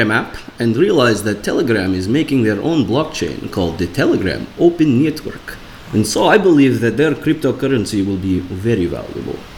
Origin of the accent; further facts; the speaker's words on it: Russia; English is a second language; moved away as an adult; now in London, United Kingdom; I am from Russia. Uh, unfortunately, I had to move to London to escape my government